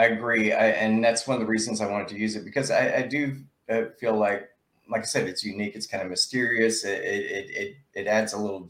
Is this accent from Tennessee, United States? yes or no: yes; Lebanon, Tennessee, United States; Yeah, well, I'm from Lebanon, Tennessee. So I was born and raised there.